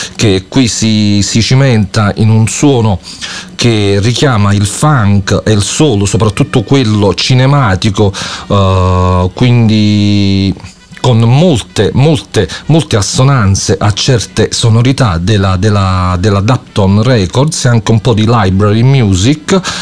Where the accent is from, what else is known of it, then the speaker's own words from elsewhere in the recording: Campania, Italy; also born or lived in Naples; io sto a Napoli e sono, e sono campano